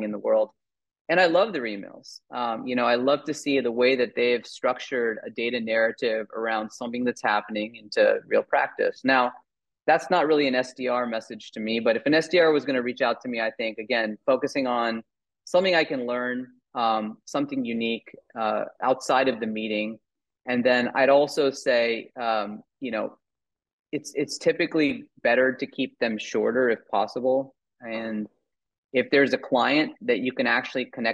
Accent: Virginia, United States; moved away as an adult; also born or lived in New York; now in California, United States; I grew up in Virginia, just right outside of DC

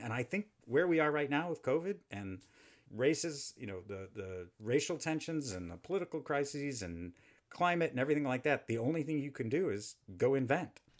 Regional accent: Houston, Texas, United States; I grew up in Houston, Texas

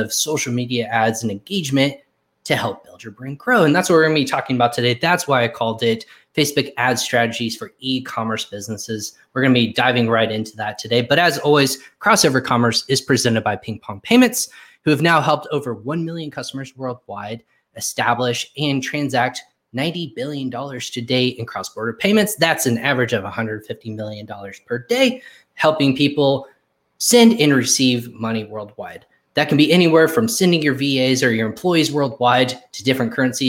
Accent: Plano, Texas, United States; also born or lived in Richardson; I'm actually, believe it or not, I was born in Richardson, Texas.

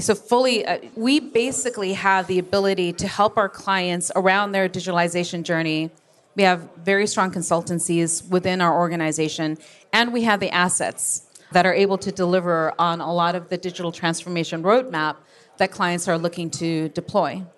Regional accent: Japan; moved away; born and raised in Japan

